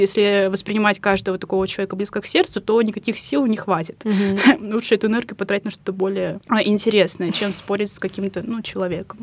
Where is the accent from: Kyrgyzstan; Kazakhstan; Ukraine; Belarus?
Kazakhstan; Ust-Kamenogorsk, East Kazakhstan Region; moved away as an adult; now in Moscow, Russia; Я приехала в Москву из Казахстана, мой родной город Усть-Каменогорск, это областной центр Восточного Казахстана